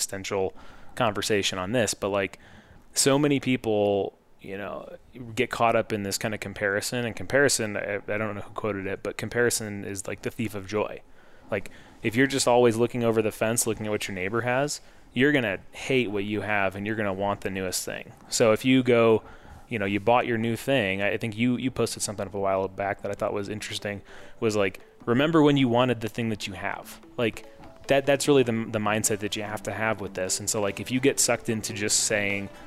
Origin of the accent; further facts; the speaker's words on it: Bettendorf, Iowa, United States; now in Denver, United States; I'm from Bettendorf, Iowa, which is about, it's on the Mississippi River, but it's about halfway between Chicago and Des Moines. So small town, Iowa